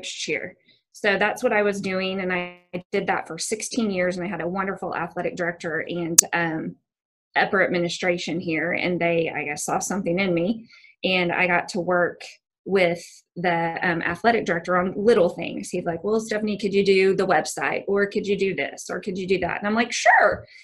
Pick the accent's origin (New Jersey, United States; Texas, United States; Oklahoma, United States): Oklahoma, United States; Bixby; I grew up actually in Bixby, Oklahoma. So got to come home. I grew up here